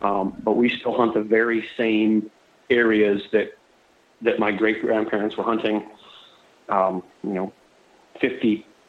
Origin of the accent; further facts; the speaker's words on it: Florida, United States; So yes, I was born in Florida. I live on the west coast of Florida, southwest Florida. I'm fourth generation Floridian, or Florida cracker.